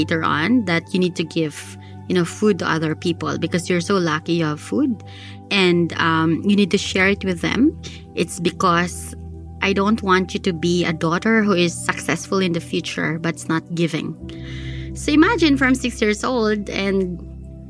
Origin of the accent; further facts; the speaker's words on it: Philippines; we're Filipino